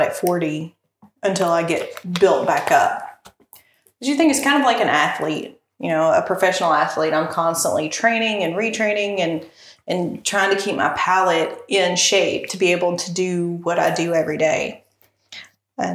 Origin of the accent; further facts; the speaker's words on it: Casey County, Kentucky, United States; I grew up in Casey County